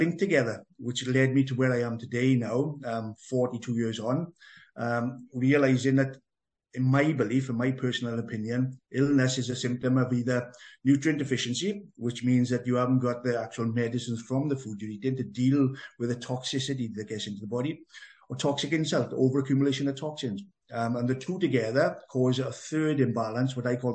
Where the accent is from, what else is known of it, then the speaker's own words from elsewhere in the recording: Merthyr Tydfil, Wales, United Kingdom; accent: Welsh; as a young boy, growing up in Merthyr Tydfil, which was quite an adventurous town to grow up